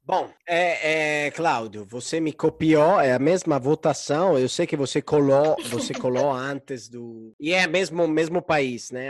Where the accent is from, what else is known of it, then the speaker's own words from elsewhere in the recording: Florence, Tuscany, Italy; now in Brazil; Eu, como sou de Florença, da Toscana